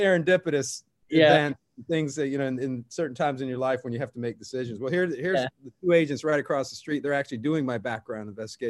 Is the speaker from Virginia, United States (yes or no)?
yes; Virginia Beach, Virginia, United States; I grew up in Virginia Beach, Virginia.